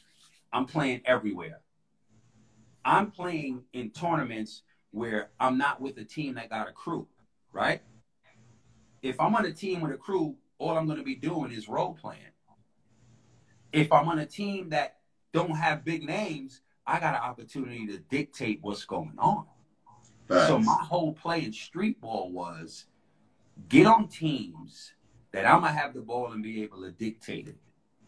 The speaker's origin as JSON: {"language": "English", "town": "New York City", "region": "New York", "country": "United States", "tie": "born or raised there", "said": "I'm a kid from the Bronx."}